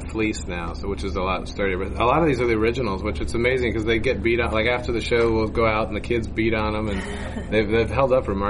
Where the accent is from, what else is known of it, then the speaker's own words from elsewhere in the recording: Pennsylvania, United States; moved away; also born or lived in Maine; We grew up originally in Pennsylvania, where there was a Renaissance fair